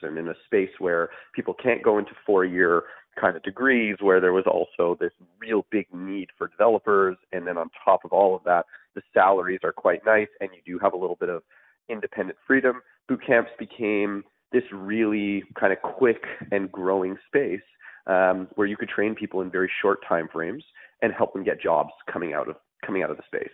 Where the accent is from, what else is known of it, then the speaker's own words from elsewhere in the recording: Montreal, Quebec, Canada; moved away; I'm originally from Montreal